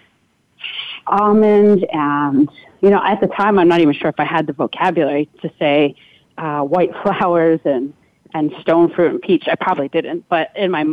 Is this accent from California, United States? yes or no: no; Upper Arlington, Ohio, United States; moved away as an adult; now in New York, United States; So I'm actually from Ohio originally, and Columbus, Ohio to be specific. I grew up in a suburb called Upper Arlington